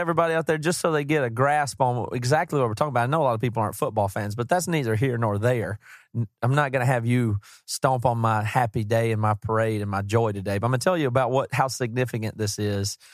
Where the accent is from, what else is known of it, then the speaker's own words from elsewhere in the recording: the South, United States; We're from the South. Uh, we didn't grow up around pro teams or anything.